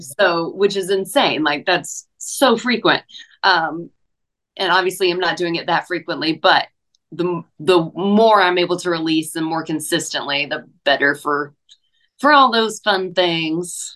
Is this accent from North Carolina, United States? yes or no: yes; Hickory, North Carolina, United States; now in Nashville, United States; I did a couple festivals in my hometown this past year. Did my um, Hickory Oktoberfest on the main stage